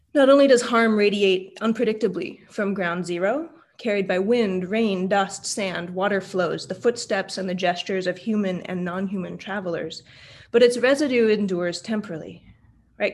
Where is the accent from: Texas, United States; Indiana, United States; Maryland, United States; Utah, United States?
Utah, United States; I was born in Utah